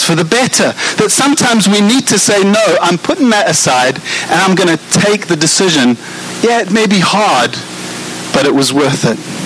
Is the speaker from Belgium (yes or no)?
no; South Africa; I'm South African